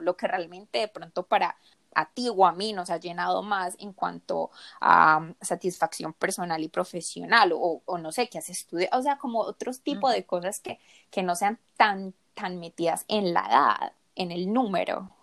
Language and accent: Spanish; Colombia; also born or lived in South Korea; yo me crié en Colombia, en un ambiente muy latino